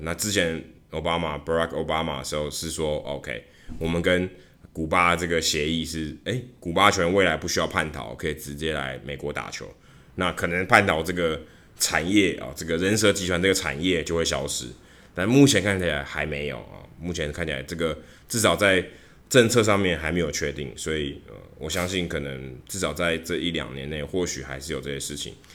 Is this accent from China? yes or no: no; Taiwan; moved away as an adult; now in United States; 我从台湾来